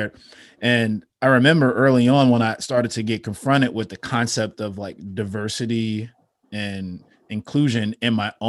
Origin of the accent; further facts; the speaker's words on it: Chicago, Illinois, United States; growing up in Chicago, on the south side of Chicago